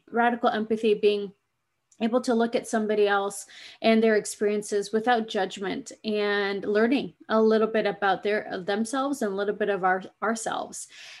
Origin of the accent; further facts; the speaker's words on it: Pacific Northwest, United States; also born or lived in Fiji; I was born in Fiji, islands in the South Pacific, and I grew up in North America. I'm a Pacific Northwest gal, and I love it.